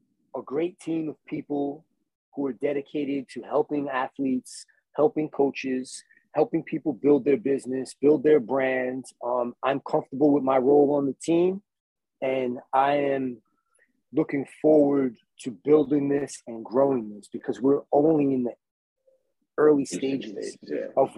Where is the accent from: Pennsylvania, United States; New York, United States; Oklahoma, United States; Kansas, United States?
New York, United States; Copiague; I grew up in Copeg.